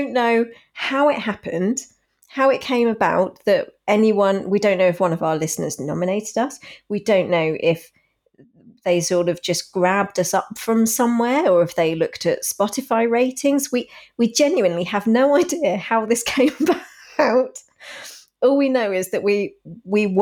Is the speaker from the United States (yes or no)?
no; United Kingdom; as a British person